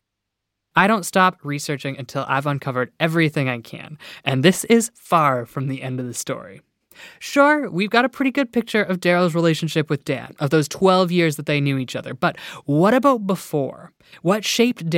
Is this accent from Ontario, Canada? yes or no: no; Iona, Nova Scotia, Canada; a tiny little town called Iona, my hometown, hundreds of kilometers away on Cape Breton Island in Nova Scotia